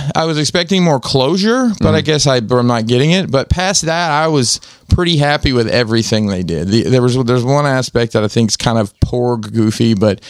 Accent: Maryland, United States; I came all the way from Maryland to eat Crystal

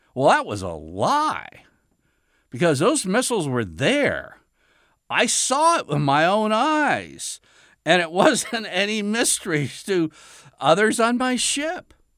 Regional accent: United States; as an American

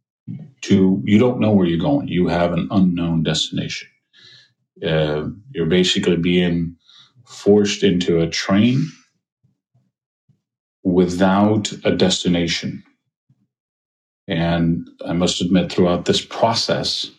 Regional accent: Kosovo; moved away as an adult; I'm originally from Kosovo

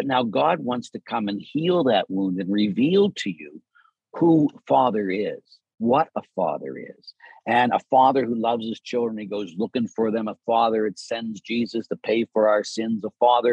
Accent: Pittsburgh, Pennsylvania, United States; growing up in Pittsburgh

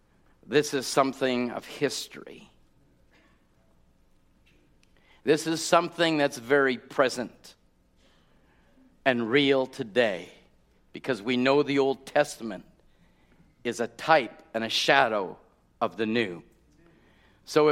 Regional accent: Canada; I'm a Canadian

